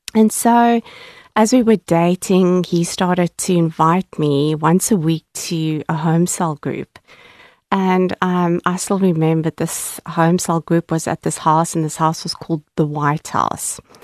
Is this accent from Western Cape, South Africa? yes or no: yes; Cape Town, Western Cape, South Africa; I was born and bred in Cape Town, and um, I grew up in the southern suburbs in a very middle class family